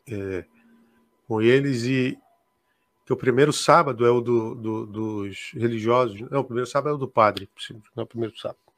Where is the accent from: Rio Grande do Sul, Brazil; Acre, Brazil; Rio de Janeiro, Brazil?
Acre, Brazil; Rio Branco; Eu sou de Rio Branco, da capital.